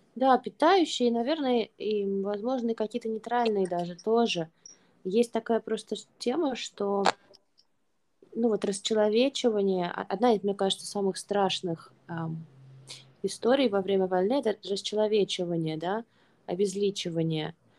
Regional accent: Russia; moved away; мы не из Украины, мы из России, и при этом мы находимся не в России, при этом мы давно находимся не в России

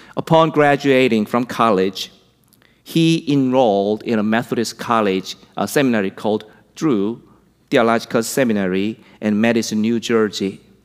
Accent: South Korea; moved away as an adult; now in United States; This young missionary brought Easter to my home country

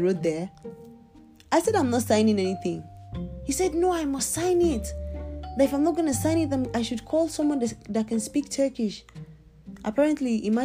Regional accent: Nigeria; now in Turkey; I'm Nigerian

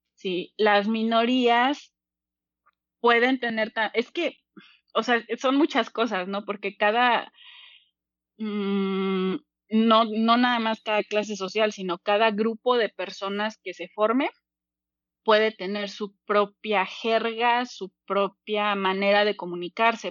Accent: Mexico City, Mexico; also born or lived in Cuernavaca; tengo 30 años y soy de la Ciudad de México.

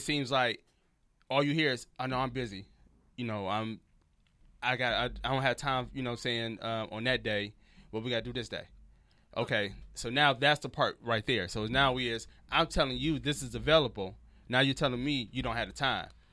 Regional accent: Detroit, Michigan, United States; moved away as an adult; also born or lived in Memphis / Texas; now in Los Angeles, United States; I'm from Detroit

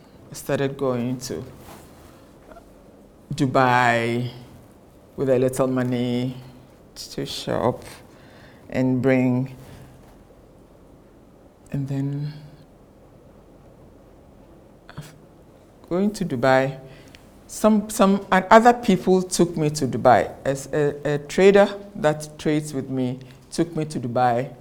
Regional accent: Ghana; I am from Ghana

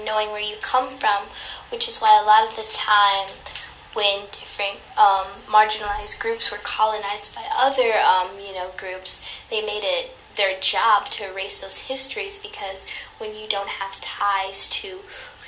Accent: United States; being both born and raised in America

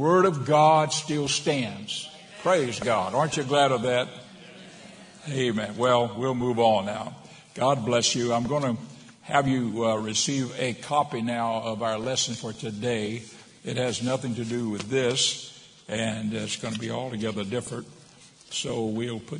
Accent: United States; here I am from America

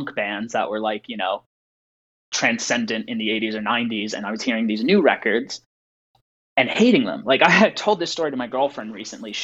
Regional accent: New Jersey, United States; moved away as an adult; now in Los Angeles, United States; growing up in New Jersey, driving the literal streets, like sprung from cages on Highway 9. I used to take Highway 9 to get to high school every day

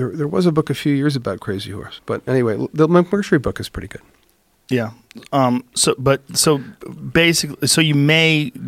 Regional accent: East Coast, United States; born there; I was born on the East Coast. You, you know you live around cities, seems normal

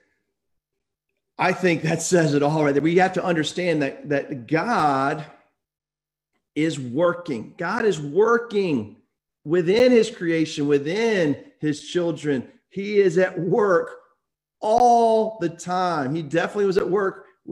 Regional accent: Thomasville, Georgia, United States; I grew up in South Georgia.

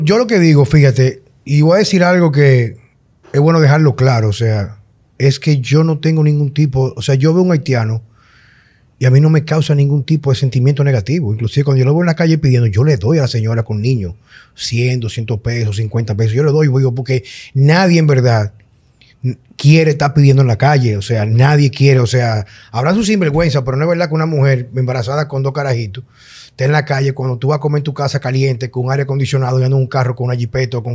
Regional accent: Dominican Republic; sabemos cómo somos los dominicanos con el tránsito

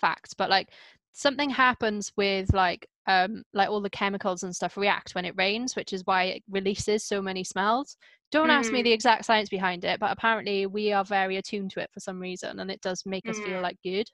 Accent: Wales, United Kingdom; growing up in Wales

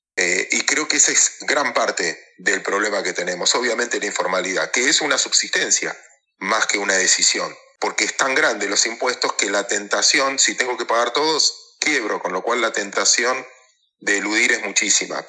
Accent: Mar del Plata, Buenos Aires Province, Argentina; Yo soy de Mar del Plata

